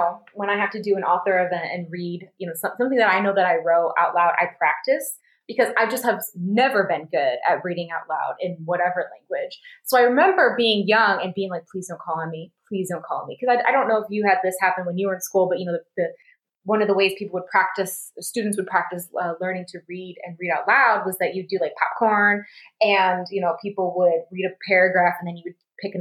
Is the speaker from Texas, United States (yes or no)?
no; Grand Rapids, Michigan, United States; accent: Midwestern; moved away as an adult; also born or lived in Glendale, Arizona; we lived in Grand Rapids, where my mom is from